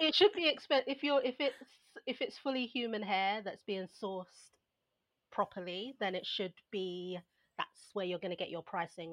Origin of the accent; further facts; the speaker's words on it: London, United Kingdom; I was brought up in Southeast London